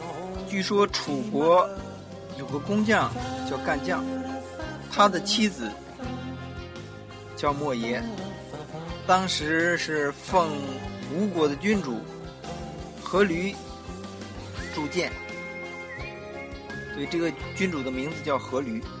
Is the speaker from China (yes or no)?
yes; northern China, China; 三个来自北方的土老帽